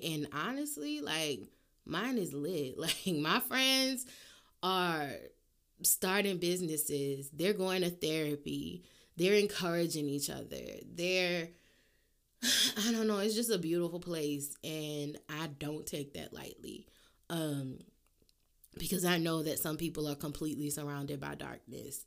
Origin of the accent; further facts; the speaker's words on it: New Orleans, Louisiana, United States; I'm from New Orleans